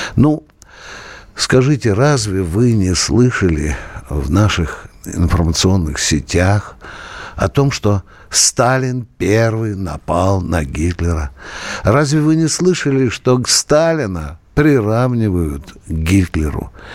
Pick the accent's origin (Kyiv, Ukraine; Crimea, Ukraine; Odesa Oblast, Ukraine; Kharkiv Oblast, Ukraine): Kharkiv Oblast, Ukraine; moved away as an adult; now in Russia; Харьковская область, она такая миролюбивая. Там никогда не процветала бандеровщина. Я сам там рос до 18 лет.